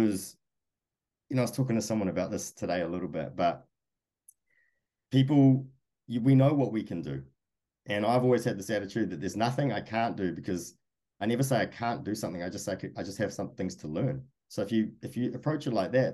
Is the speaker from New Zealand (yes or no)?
yes; New Zealand; moved away as an adult; now in United States; I came from New Zealand